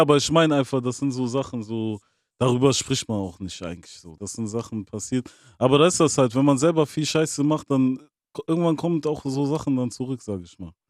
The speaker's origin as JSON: {"language": "German", "town": "Bonn", "region": "North Rhine-Westphalia", "country": "Germany", "also_born_or_lived": "Angola (roots)"}